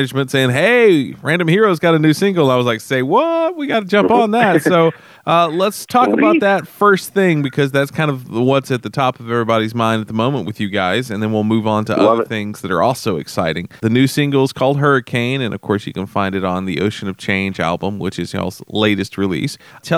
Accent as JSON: {"language": "English", "town": "Houston", "region": "Texas", "country": "United States", "tie": "born or raised there", "said": "I grew up in Houston"}